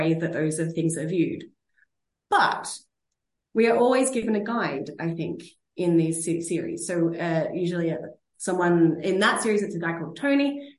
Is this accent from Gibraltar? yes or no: no; Sydney, New South Wales, Australia; moved away as an adult; also born or lived in Berlin, Germany; now in Oslo, Norway; I'm from Sydney